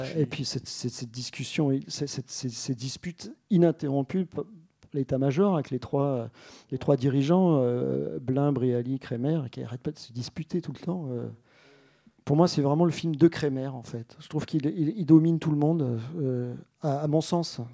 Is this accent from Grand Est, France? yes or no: yes; Alsace, Grand Est, France; moi, je suis alsacien, en fait. Euh, et vraiment complètement